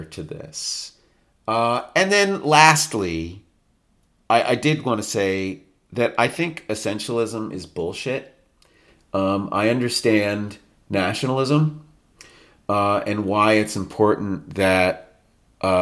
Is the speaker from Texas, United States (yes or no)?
no; New York, United States; I am a New Yorker, not from Detroit